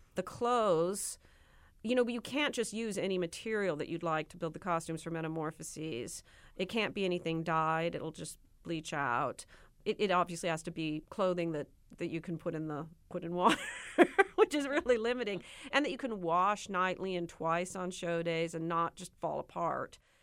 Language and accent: English; Nebraska, United States; I'm from Nebraska